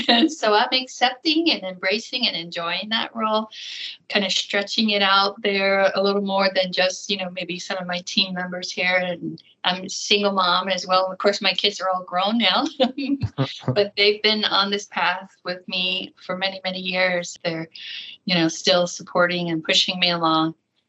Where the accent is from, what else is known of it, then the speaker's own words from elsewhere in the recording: Accokeek, Maryland, United States; moved away as an adult; now in Arizona, United States; I grew up in Southern Maryland